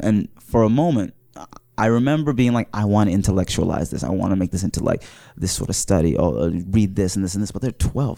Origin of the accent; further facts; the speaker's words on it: Wooster, Ohio, United States; also born or lived in Mauritania; I was, uh, raised in Worcester, Ohio